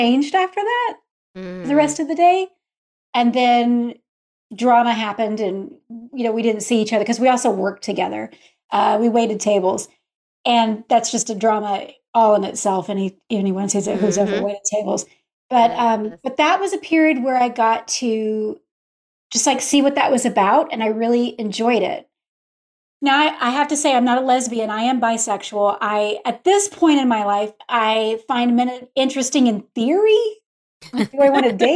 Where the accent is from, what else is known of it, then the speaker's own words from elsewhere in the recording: Texas, United States; moved away as an adult; also born or lived in Utah; I grew up in Texas, but all of my family, the hundreds and plus cousins, they're all in Utah